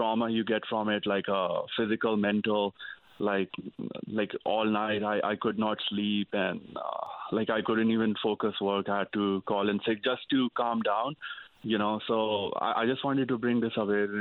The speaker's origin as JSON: {"language": "English", "region": "Northeast India", "country": "India", "moved": "as an adult", "lives_now": "Newfoundland, Canada", "said": "I came from Northeast India. I went to I came in 2010. I studied at Memorial University here"}